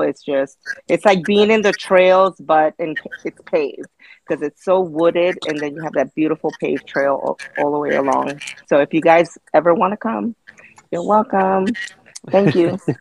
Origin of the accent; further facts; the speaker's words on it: New York City, New York, United States; now in Florida, United States; I, from New York, I grew up in the Bronx